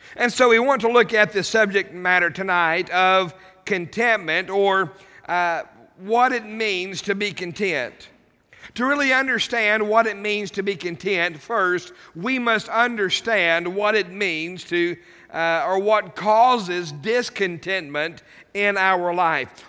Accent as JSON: {"language": "English", "country": "United States", "said": "as an American citizen"}